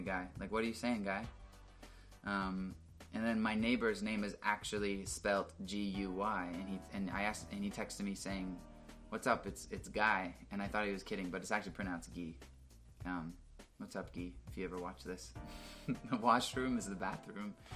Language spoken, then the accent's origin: English; Pickering, Ontario, Canada